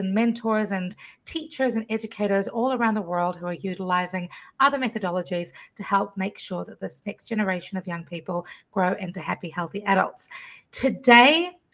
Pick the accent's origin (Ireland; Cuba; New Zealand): New Zealand; also born or lived in Fiji; now in Washington, D.C. area, United States; I was raised in a different country to the States. I grew up in New Zealand, between New Zealand and Fiji